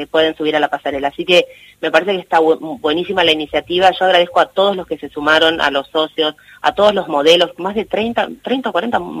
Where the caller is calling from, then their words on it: Castelar, Buenos Aires Province, Argentina; Soy … de, de Castelar